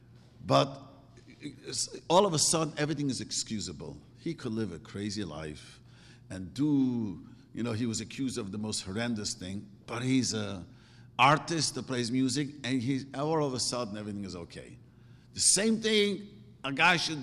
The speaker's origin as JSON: {"language": "English", "town": "New York City", "region": "New York", "country": "United States", "tie": "born or raised there", "moved": "yes", "said": "I grew up in Williamsburg and I first came here"}